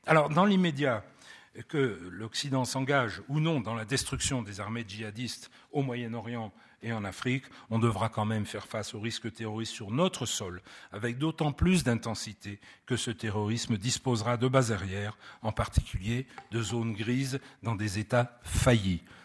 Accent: France; chez nous en France

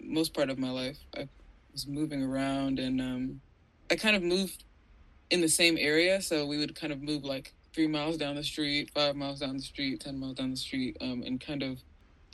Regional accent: Atlanta, Georgia, United States; I grew up in the suburbs of sort of South Atlanta

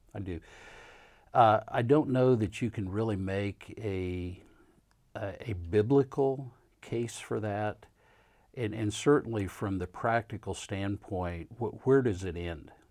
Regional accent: Kansas, United States; now in Louisville, United States; I'm not a Southerner. I grew up in Kansas

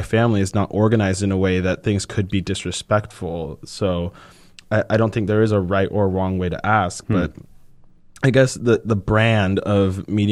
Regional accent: Miami, Florida, United States; also born or lived in Puerto Rico; I grew up in Puerto Rico

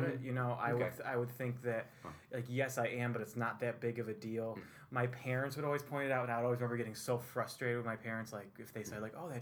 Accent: Whitesboro, New York, United States; I was born in Whitesboro, New York

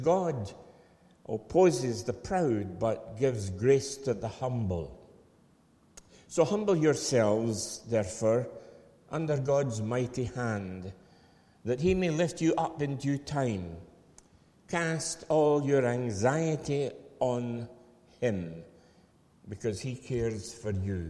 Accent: Falkirk, Scotland, United Kingdom; I hail from Falkirk, and I can remember in the late 40s coming to Airdrie as a young lad

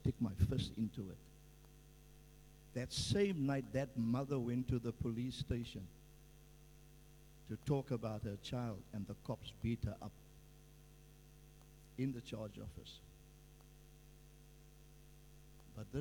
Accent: Cape Town, Western Cape, South Africa; also born or lived in Vanguard Estate, Cape Town; I was born in Boerkop, and we all had to leave the city. We moved into a place that the city organized and built some houses

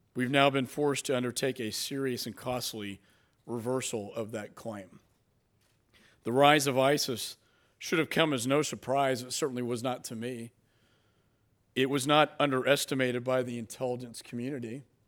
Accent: Texas, United States; also born or lived in Dallas, Texas; I'm from Texas

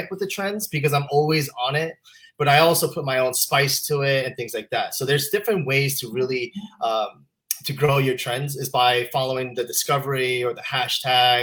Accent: Utah, United States; I was raised in Utah

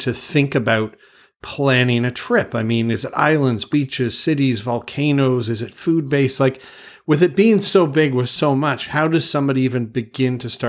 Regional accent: Canada; I'm Canadian

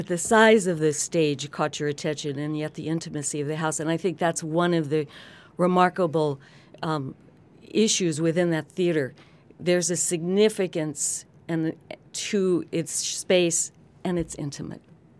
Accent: Lompoc, California, United States; Although growing up in Lompoc, California, and Vandenberg Air Force Base, Santa Barbara was the Big Apple.

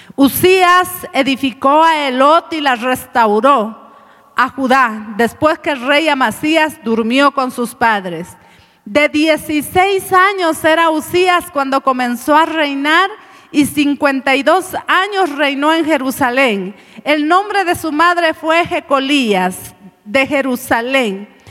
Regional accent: Cochabamba, Bolivia; hemos comido un sustancioso platito en la mañana, delicioso como buenos cochabambinos

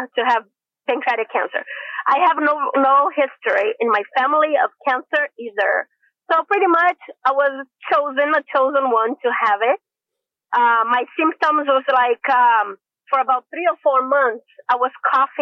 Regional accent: Brazil; moved away as an adult; now in San Diego, United States; I'm from Brazil. I have been in the United States for over 21 years.

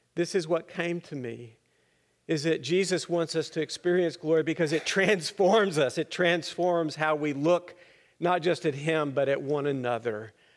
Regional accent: Littlefield, Texas, United States; I grew up in the Methodist Church in Littlefield, Texas, up there in the Panhandle

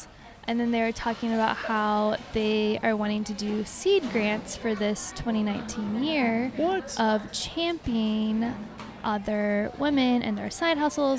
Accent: United States; Why I'm American.

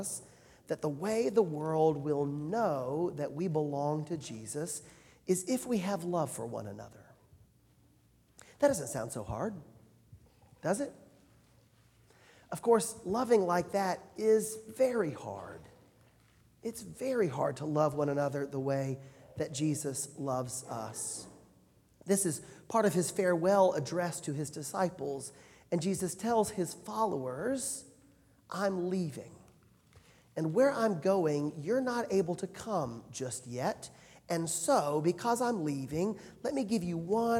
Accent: Alabama, United States; moved away; I'm from Alabama

